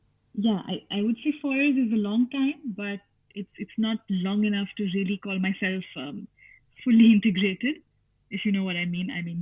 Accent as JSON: {"language": "English", "country": "India", "moved": "yes", "said": "coming from India"}